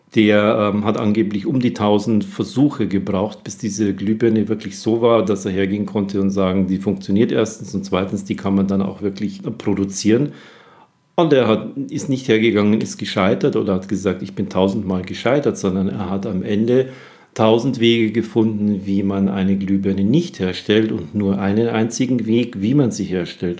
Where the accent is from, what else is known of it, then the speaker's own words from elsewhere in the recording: Germany; hier bei uns in Deutschland